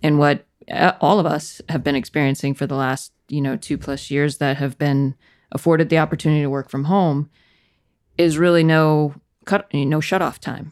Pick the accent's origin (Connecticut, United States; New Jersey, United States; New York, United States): Connecticut, United States; Danbury; also born or lived in Clemson; I grew up in Connecticut, a town called Danbury